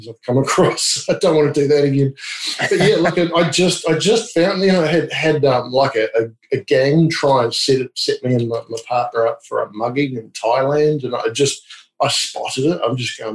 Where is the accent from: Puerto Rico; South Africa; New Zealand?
New Zealand; also born or lived in England; now in Australia; I'm from New Zealand, but I've lived in England and now in Australia